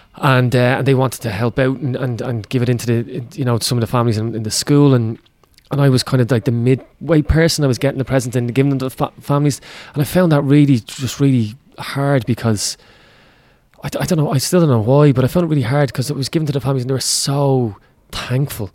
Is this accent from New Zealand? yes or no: no; Ireland